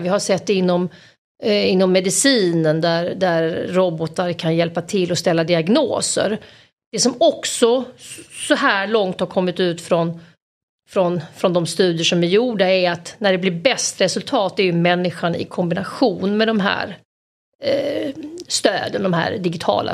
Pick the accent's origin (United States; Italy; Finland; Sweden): Sweden; Malmö, Skåne; jag kommer från Malmö